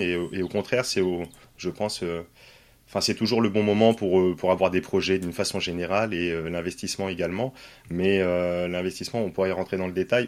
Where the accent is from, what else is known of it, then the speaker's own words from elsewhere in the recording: Poitiers, Nouvelle-Aquitaine, France; moved away as an adult; also born or lived in Paris / Nord; moi je suis originaire de Poitiers